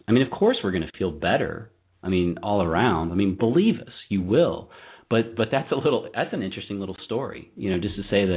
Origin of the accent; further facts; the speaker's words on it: Virginia, United States; I'm from Virginia myself